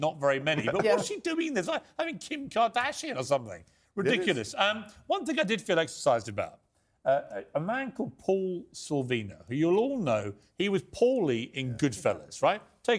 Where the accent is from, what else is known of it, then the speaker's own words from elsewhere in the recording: Ireland; Because I'd like to remind you, I'm Irish.